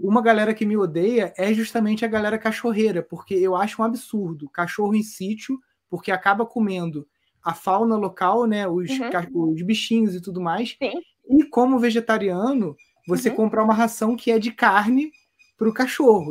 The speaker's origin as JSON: {"language": "Portuguese", "country": "Brazil", "tie": "born or raised there", "said": "eu fui nascido e criado aqui na Mata Atlântica"}